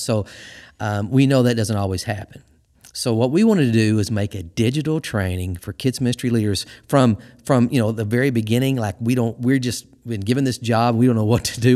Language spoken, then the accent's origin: English; Missouri, United States; moved away as an adult; also born or lived in Arkansas; now in Michigan, United States; I'm from Missouri my whole life, and I spent some time in Arkansas. And I moved to Michigan.